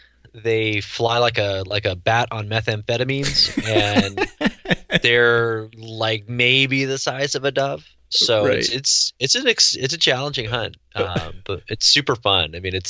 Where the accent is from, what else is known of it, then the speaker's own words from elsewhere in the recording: Newark, New Jersey, United States; born there; now in California, United States; I live in Northern California now, although I've lived in 6 or 7 states. I lose track. I was born in New Jersey near Newark.